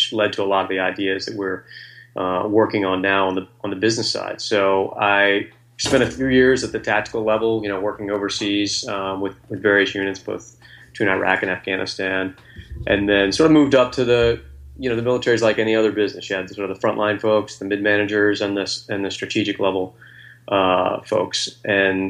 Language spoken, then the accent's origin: English; Virginia, United States; also born or lived in Coronado, California; now in Washington, D.C., United States; I grew up in Virginia